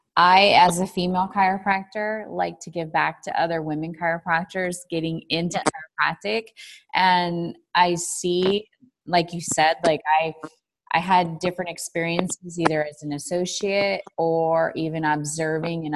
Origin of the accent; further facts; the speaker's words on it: Chicago, Illinois, United States; We're from Chicago